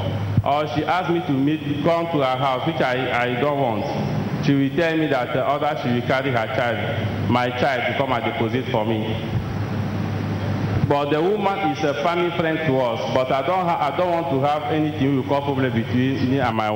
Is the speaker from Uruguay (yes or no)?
no; Togo; I'm from Togo